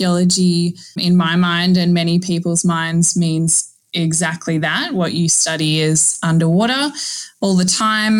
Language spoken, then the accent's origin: English; Northern Territory, Australia; now in Queensland, Australia; I grew up in the Northern Territory, so right in the heart of, I guess, like Crocodile Dundee territory